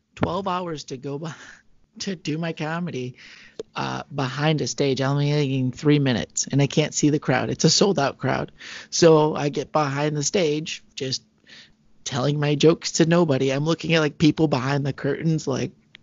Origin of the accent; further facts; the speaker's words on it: Michigan, United States; We're both from Michigan